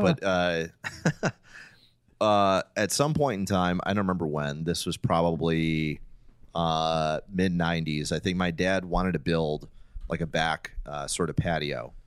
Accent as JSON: {"language": "English", "town": "Detroit", "region": "Michigan", "country": "United States", "tie": "born or raised there", "said": "growing up in Detroit"}